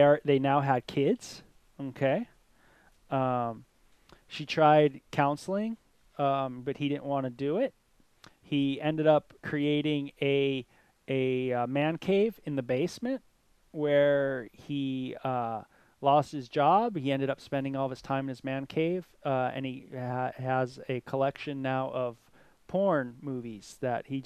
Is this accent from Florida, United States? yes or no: no; Southern California, United States; growing up in Southern California, hanging out at Venice Beach